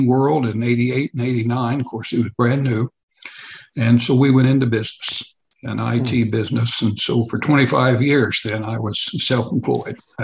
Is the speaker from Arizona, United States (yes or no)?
no; Oklahoma City, Oklahoma, United States; moved away as an adult; also born or lived in Southeast Kansas; I went to most of my school years was in Oklahoma City